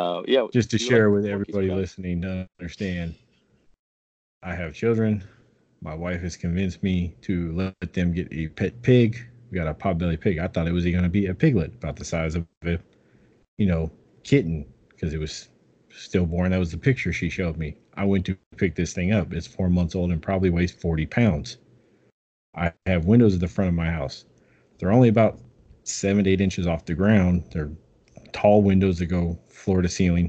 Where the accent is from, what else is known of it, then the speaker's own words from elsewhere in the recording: California, United States; I'm from California